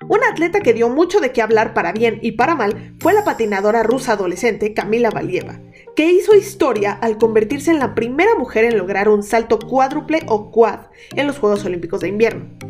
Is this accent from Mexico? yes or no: yes; Mexico